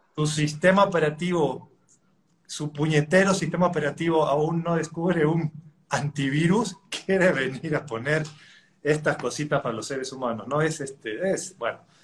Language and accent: Spanish; Mendoza, Argentina; now in Mexico; yo nací en, en Mendoza, Argentina